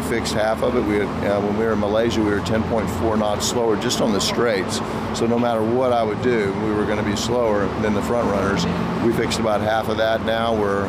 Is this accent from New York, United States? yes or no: no; Texas, United States; born there; I mean, I was born in Texas